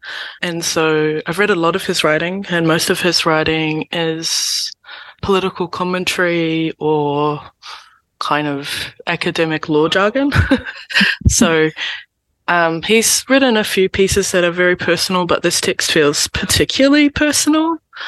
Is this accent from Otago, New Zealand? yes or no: yes; Dunedin, Otago, New Zealand; now in Kawerau, New Zealand; I am from Dunedin and I have whakapapa ties to the Waikato and to the west coast of the South Island.